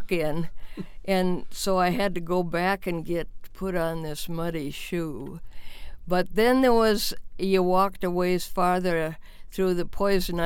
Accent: Wahpeton, North Dakota, United States; As an infant, I was from Wahpeton, North Dakota

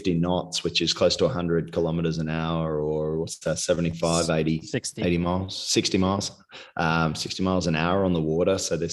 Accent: Australia; moved away as an adult; also born or lived in England / Toronto, Canada; now in Sydney, Australia; very small country town, which is about 6 hours south of Sydney, where I grew up

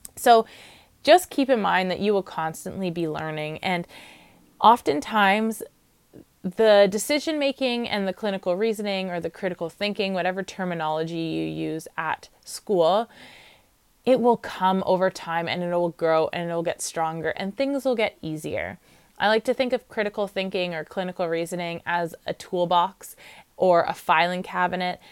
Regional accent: Ontario, Canada; I'm from Ontario, so I know that Kodo is our college.

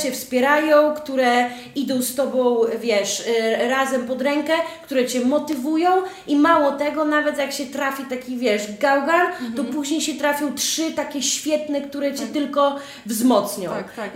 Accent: Podlaskie Voivodeship, Poland; U mnie na Podlasiu nie mówi się kuzyn, tylko brat cioteczny.

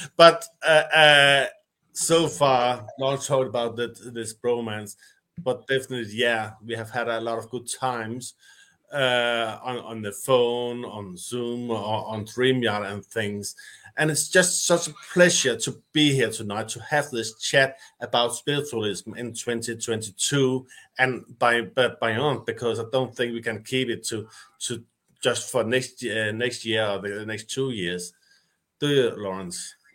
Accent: Denmark; I'm from Denmark.

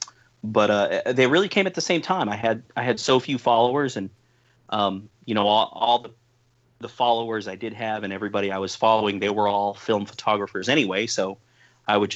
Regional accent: East Bay, California, United States; at the youth center here in my hometown

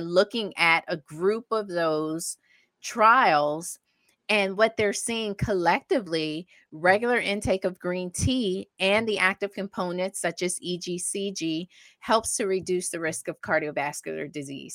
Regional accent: the South, United States; I grew up in the South

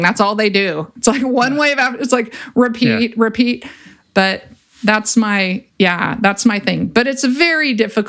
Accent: Ventura, California, United States; I grew up in Ventura and I grew up surfing

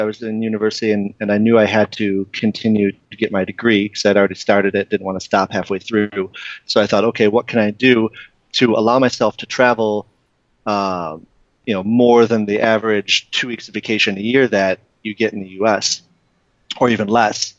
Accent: Detroit, Michigan, United States; I was born and raised in Detroit, and I grew up just in a suburb, maybe 20 minutes outside the city

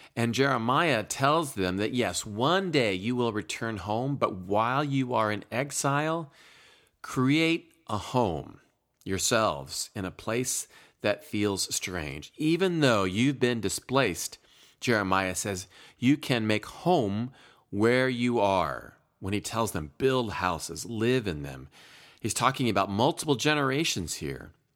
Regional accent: Eldora, Iowa, United States; moved away; my family made our annual August trip back to my home state of Iowa.

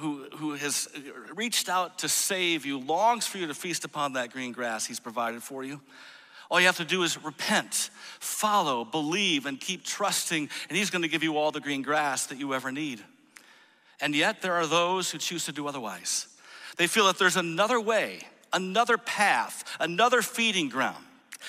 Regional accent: Grand Rapids, Michigan, United States; I grew up in Grand Rapids, Michigan.

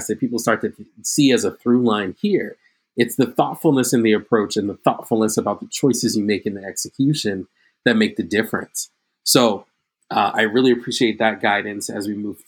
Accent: New York City, New York, United States; also born or lived in Queens, New York; I was born in Queens, raised in Brooklyn.

